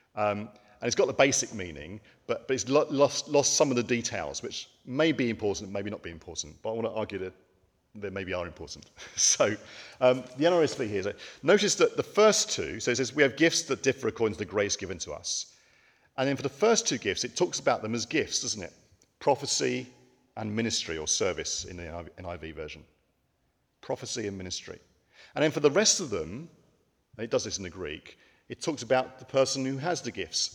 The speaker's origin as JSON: {"language": "English", "country": "United Kingdom", "said": "as British people"}